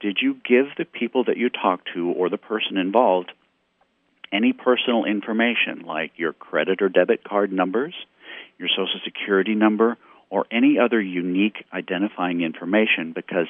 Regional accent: Missouri, United States; certainly here in my home state in Missouri

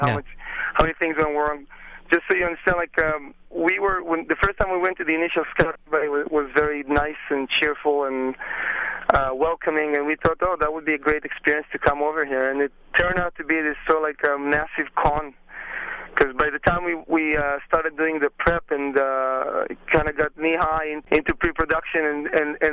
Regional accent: Israel; moved away; I'm originally from Israel

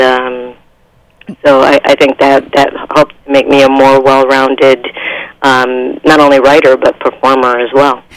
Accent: East Coast, United States; moved away as an adult; I'm originally from the East Coast

